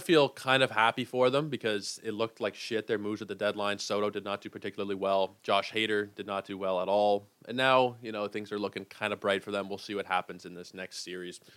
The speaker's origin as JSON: {"language": "English", "town": "Toronto", "region": "Ontario", "country": "Canada", "said": "I am from Toronto"}